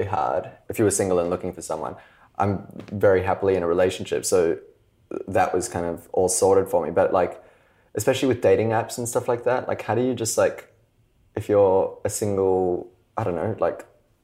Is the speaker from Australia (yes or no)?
yes; Australia; now in Los Angeles, United States; people from America used to visit Australia growing up